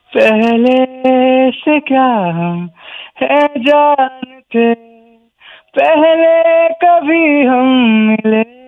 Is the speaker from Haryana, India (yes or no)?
no; Lakhimpur, Uttar Pradesh, India; moved away; मैं उत्तर प्रदेश से हूँ लखनऊ के पास एक जगह है लखीमपुर तो मैं वहाँ से हूँ